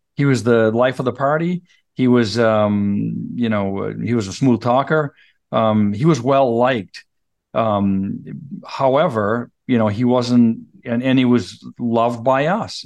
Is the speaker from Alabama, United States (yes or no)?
no; Fairfield, Maine, United States; also born or lived in Clinton; I grew up in Fairfield, Clinton, that area